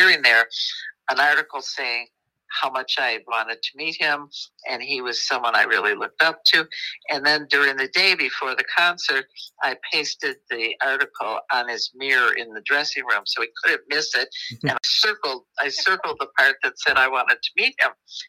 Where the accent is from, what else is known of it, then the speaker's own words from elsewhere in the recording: Midwest, United States; accent: Midwestern twang; there is a definite Midwestern kind of a twang that we have